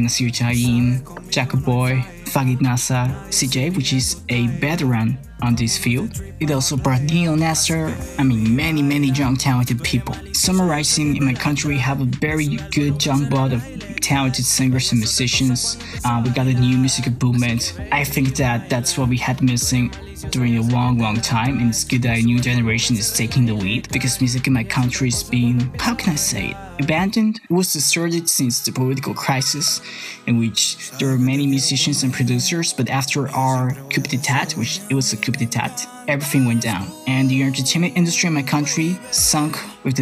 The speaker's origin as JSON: {"language": "English", "town": "San Pedro Sula", "region": "Cortés", "country": "Honduras", "tie": "born or raised there", "said": "my hometown, San Pedro Sula"}